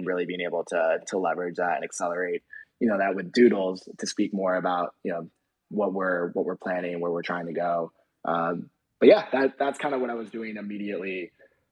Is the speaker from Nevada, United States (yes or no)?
no; Rochester, New York, United States; moved away; I'm from Rochester, New York. Joe, our head of product management, is from Rochester. We literally grew up like 10 minutes away from each other.